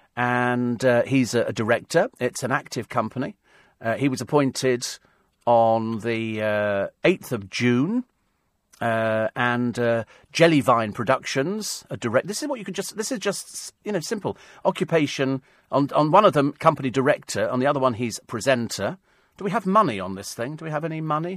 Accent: London, United Kingdom

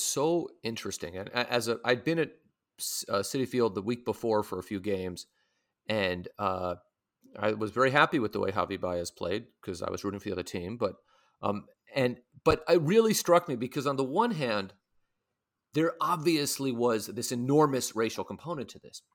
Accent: San Francisco, California, United States; now in New York, United States; When I was growing up in San Francisco

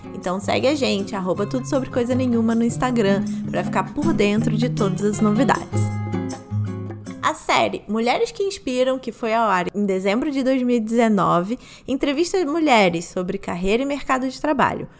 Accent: Rio de Janeiro, Brazil; also born or lived in São Paulo; como carioca

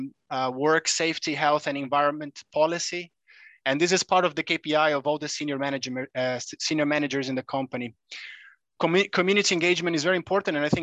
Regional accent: Brazil; also born or lived in Europe; now in Indonesia; I am originally from Brazil, though, a very big coffee producer and consumer as well.

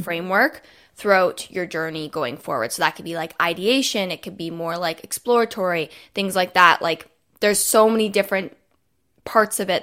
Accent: Toronto, Ontario, Canada; I'm from Toronto, Canada

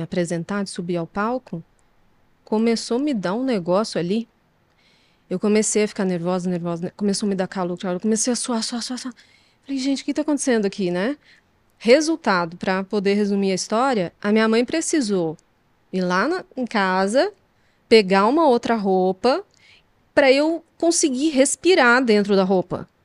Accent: Poços de Caldas, Minas Gerais, Brazil; Eu sou mineira do sul de Minas, de Poços de Caldas

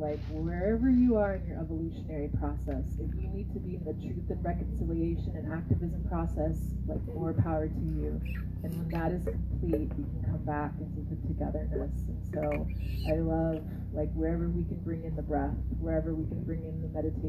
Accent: Andhra Pradesh, India; Like I, as an Indian woman, I don't know everything. Like I'm from Andhra Pradesh. I don't speak Hindi. I speak Telugu.

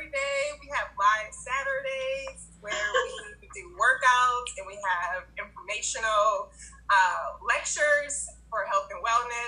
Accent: California, United States; now in Cleveland, United States; I'm actually from California.

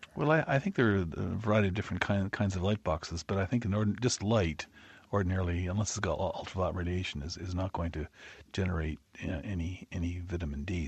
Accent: Canada; moved away; I'm a Canadian

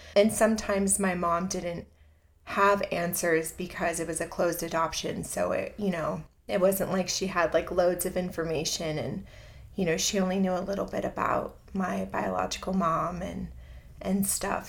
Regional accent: Southern California, United States; moved away as an adult; also born or lived in Chicago / San Diego; I grew up in Southern California.

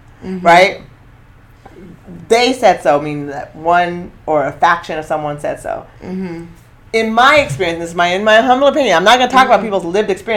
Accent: Eugene, Oregon, United States; I'm coming from Eugene.

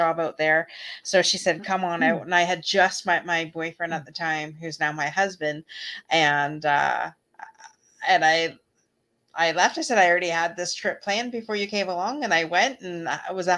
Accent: Canada; we're from Canada

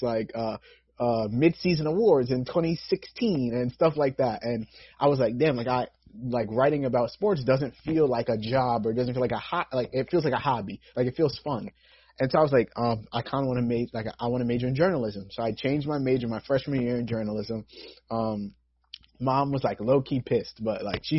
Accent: New York, United States; I've born and raised in New York.

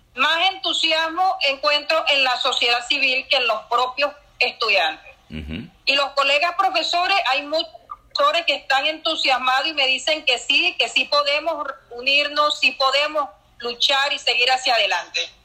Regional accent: Venezuela; como venezolano que le duele su universidad y le duele su país

